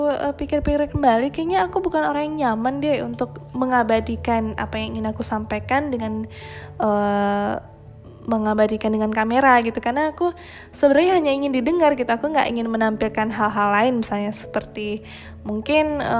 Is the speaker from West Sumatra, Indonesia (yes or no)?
yes; Padang Panjang, West Sumatra, Indonesia; aku malah lebih banyak tahu tentang Padang Panjang karena aku besarnya di Padang Panjang